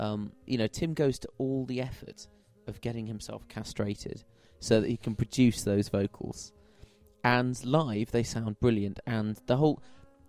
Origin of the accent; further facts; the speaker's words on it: Cheltenham, South West England, United Kingdom; moved away as an adult; now in London, United Kingdom; I've ended up with two homes, one in London and one back in Cheltenham, in my case